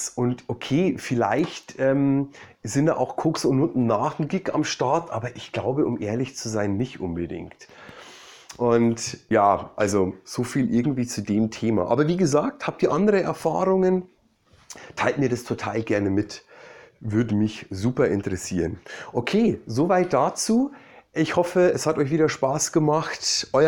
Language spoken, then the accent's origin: German; Bavaria, Germany; da ähm, war ich in meiner Heimat in Bayern